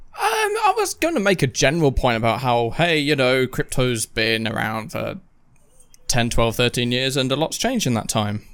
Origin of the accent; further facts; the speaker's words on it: United Kingdom; we are British